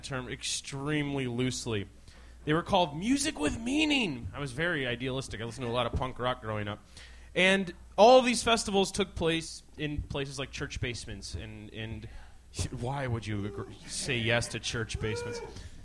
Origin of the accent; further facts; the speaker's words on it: just outside of Chicago, Illinois, United States; I grew up just outside of Chicago